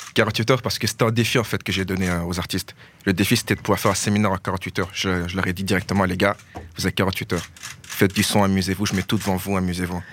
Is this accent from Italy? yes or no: no; Verviers, Wallonia, Belgium; chez nous à Verviers